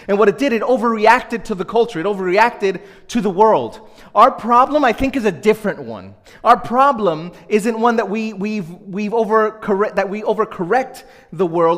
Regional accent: New York City, New York, United States; I grew up in Brooklyn, small uh, Spanish speaking Pentecostal church

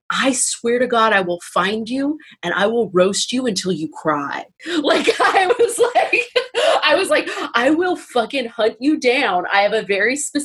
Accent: Northern California, United States; I grew up in Northern California, so I grew up in the wake of the Golden State Killer

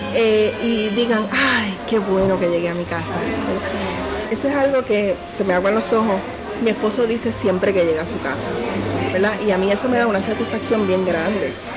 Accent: Puerto Rico; nosotros como, como boricuas que estábamos aquí

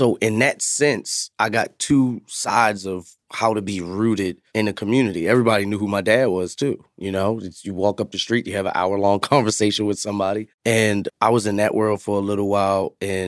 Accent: Bronx, New York, United States; Two New York City guys just trying to make some change.

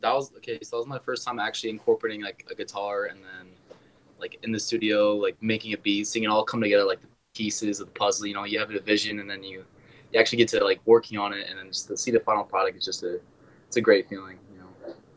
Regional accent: Wisconsin, United States; also born or lived in Iowa; I'm from Wisconsin

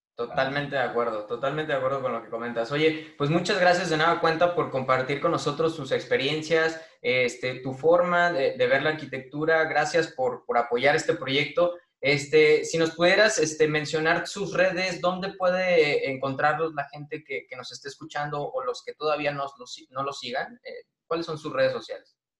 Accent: Irapuato, Guanajuato, Mexico; yo soy de Irapuato, Guanajuato

